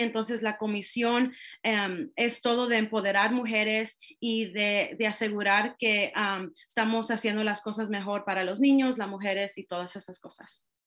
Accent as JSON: {"language": "Spanish", "area": "Marin County", "region": "California", "country": "United States", "tie": "born or raised there", "said": "yo soy latina y yo crecí en esta comunidad, me gusta poder traer a más jóvenes diversos y de diferentes experiencias porque yo sé que en, en Marín es difícil a veces."}